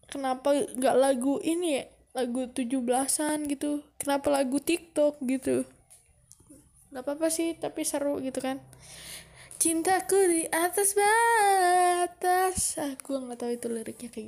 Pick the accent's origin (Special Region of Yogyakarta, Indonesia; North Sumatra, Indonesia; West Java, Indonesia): West Java, Indonesia; Bogor; gue adalah orang Bogor tapi gue bukan suku Sunda gue lahir besar di Bogor tapi gue bukan orang Bogor eh tapi gue bukan orang Sunda Nyokap bokap gue adalah orang Batak